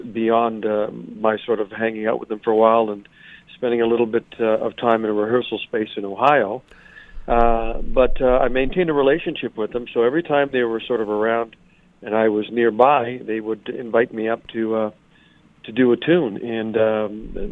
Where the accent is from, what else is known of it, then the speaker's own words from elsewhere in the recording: Montreal, Quebec, Canada; moved away as an adult; now in Toronto, Canada; I'm originally from Montreal. I returned to Montreal when I got out of university